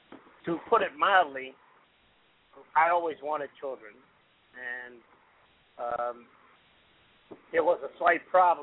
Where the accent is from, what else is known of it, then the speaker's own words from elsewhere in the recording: New York City, New York, United States; I grew up in the Bronx in a one-bedroom apartment with seven kids.